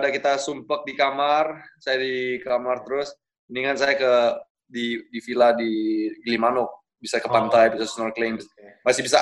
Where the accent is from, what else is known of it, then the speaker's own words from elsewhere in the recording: Bali, Indonesia; Uh, ibu saya Jawa, Bro. Sama bapak saya Amerika. Tapi saya lahir Eh, dan tumbuh besar di Bali.